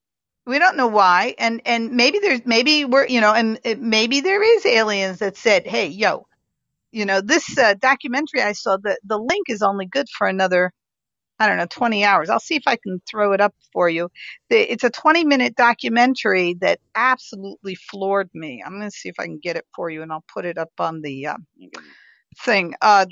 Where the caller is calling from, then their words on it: Germany; I'm in Germany.